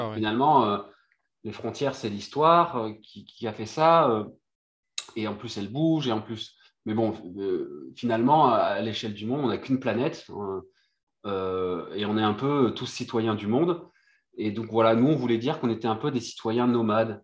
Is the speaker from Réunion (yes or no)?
yes; Réunion; moved away as an adult; also born or lived in Brittany; je suis originaire de Réunion et de la Bretagne en même temps